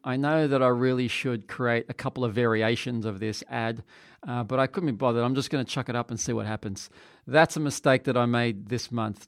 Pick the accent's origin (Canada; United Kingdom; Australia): Australia; I'm from Australia